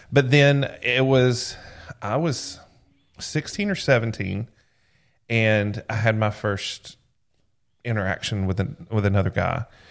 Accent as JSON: {"language": "English", "region": "Georgia", "country": "United States", "tie": "born or raised there", "said": "growing up in Georgia"}